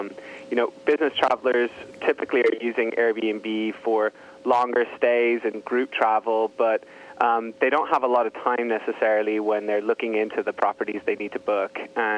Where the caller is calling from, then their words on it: San Francisco, California, United States; I am. I'm in sunny San Francisco.